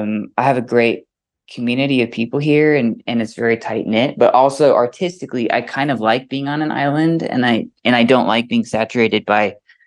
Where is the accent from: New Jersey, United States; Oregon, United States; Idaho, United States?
Idaho, United States; Boise; also born or lived in San Diego, California; It's been home since I was a little kid. I was born in San Diego, but I've lived in Boise since I was about 2 or 3.